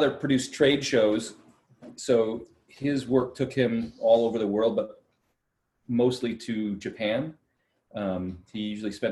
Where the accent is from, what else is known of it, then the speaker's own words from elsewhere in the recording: Park Ridge, Illinois, United States; also born or lived in Schaumburg; I grew up mostly in Park Ridge. My family moved around a bit when I was a kid.